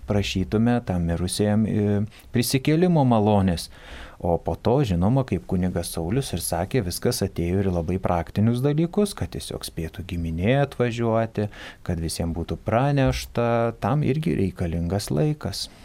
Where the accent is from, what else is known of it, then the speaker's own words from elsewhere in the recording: Samogitia, Lithuania; kadangi aš iš Žemaitijos